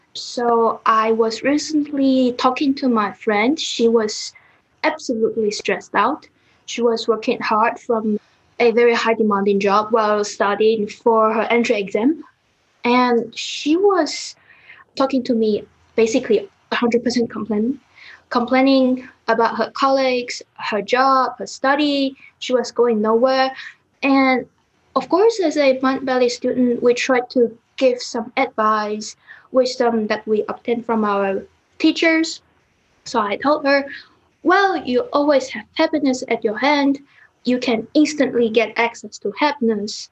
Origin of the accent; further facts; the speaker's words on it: Taiwan; now in Zurich, Switzerland; I am from Taiwan, but I'm now in Zurich, Switzerland.